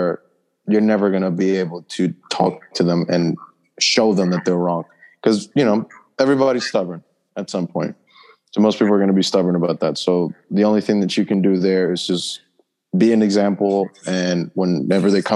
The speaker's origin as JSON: {"language": "English", "region": "New York", "country": "United States", "tie": "born or raised there", "said": "I was raised and born in New York"}